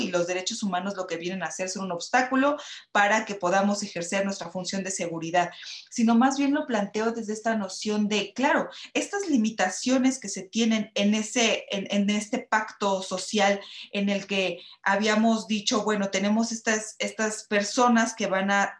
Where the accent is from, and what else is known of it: Mexico